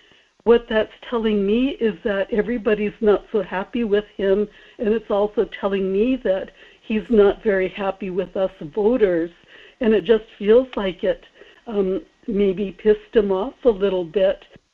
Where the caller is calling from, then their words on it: Kodiak, Alaska, United States; Good morning, Michael. This is … in Kodiak.